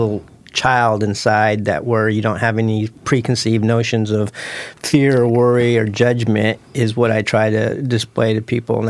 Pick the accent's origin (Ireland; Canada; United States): United States; Portland, Oregon; I was born and raised in North Portland